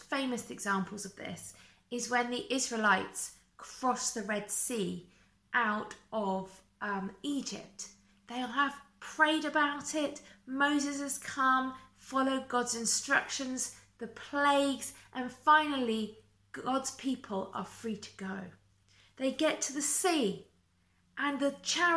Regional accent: United Kingdom; also born or lived in Essex; us being British

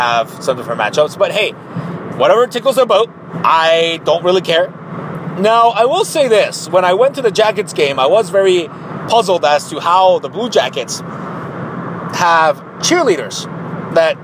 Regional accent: Tijuana, Baja California, Mexico; I was born in Tijuana, Mexico

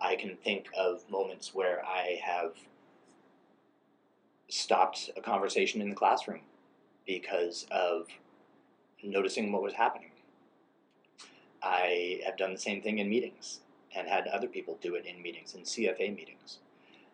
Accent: California, United States; where I grew up in California

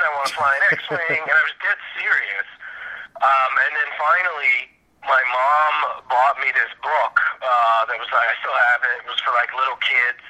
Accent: New York City, New York, United States; also born or lived in Iowa; In Queens, Forest Hills

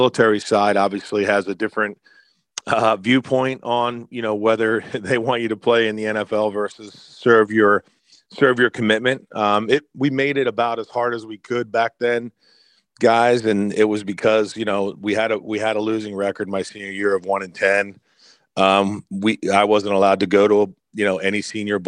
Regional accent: Ridley Township, Pennsylvania, United States; moved away; also born or lived in Chester, Pennsylvania; my hometown is Ridley Township there in Folsom for the high school

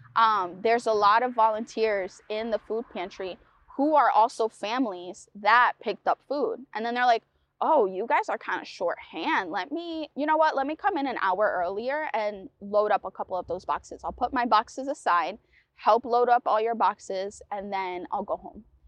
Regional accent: New London, Connecticut, United States; also born or lived in Puerto Rico; growing up in New London, immigrating, migrating, immigrating from Puerto Rico

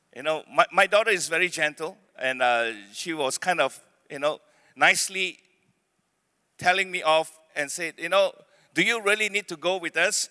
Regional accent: Penang, Malaysia; born or raised there; also born or lived in Beaufort, Sabah / Malacca

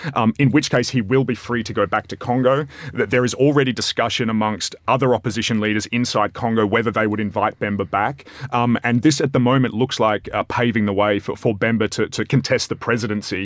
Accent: Australia; as an Australian

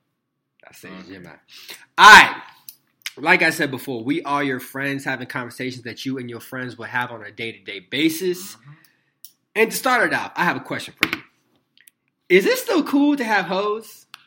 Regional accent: West Side, California, United States; also born or lived in Fairfield, California; now in Central Texas, United States; Based out of Central Texas, hailing from West Side, California, ride or die.

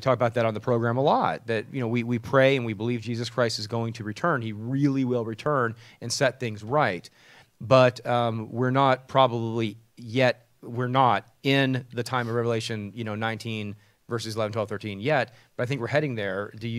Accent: Texas, United States; Alabama, Texas, my home state, here in Charlotte, all over.

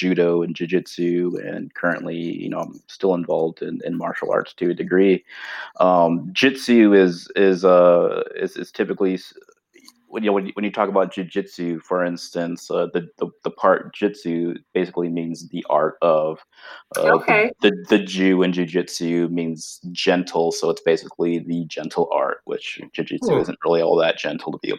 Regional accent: Southern California, United States; also born or lived in Arizona; I was born and raised in Southern California

